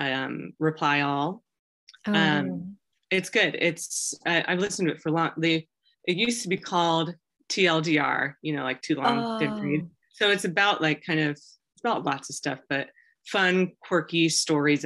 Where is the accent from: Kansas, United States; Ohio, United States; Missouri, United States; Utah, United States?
Kansas, United States; Wichita; I grew up in Wichita.